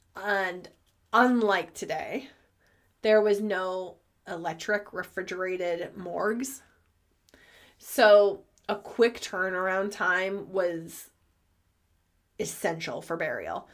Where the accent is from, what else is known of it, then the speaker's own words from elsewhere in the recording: United States; I'm American